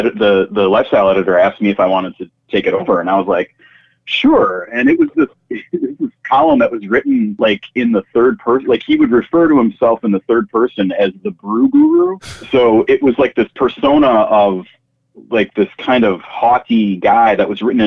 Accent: Green Bay, Wisconsin, United States; I'm a Green Bay native, and I was lucky enough to have my first job out of college be back at my hometown paper.

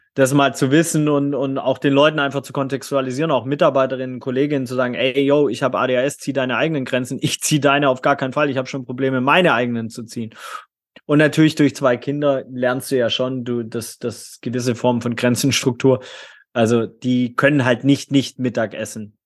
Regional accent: Swabia, Baden-Württemberg, Germany; Ich bin im schwäbischen Bildungsbürgertum in Süddeutschland ähm, aufgewachsen

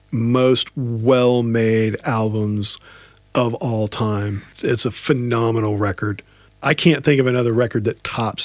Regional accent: Friendswood, Texas, United States; he's from my hometown.

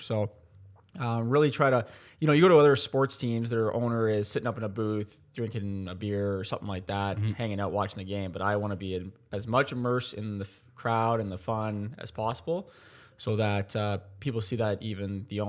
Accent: Burlington, Ontario, Canada; We came from Burlington in 2018, where I actually born and raised.

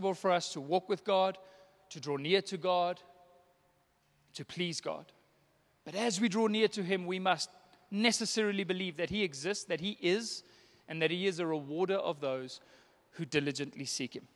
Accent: South Africa; I'm South African.

